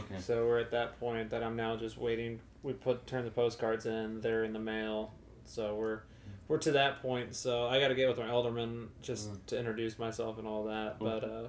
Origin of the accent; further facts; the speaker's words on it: Bethalto, Illinois, United States; also born or lived in Springfield, Illinois; now in St. Louis, United States; I'm actually from Bethalto, Illinois, over by Edwardsville area. So this is kind of like... coming home to me in a lot of ways.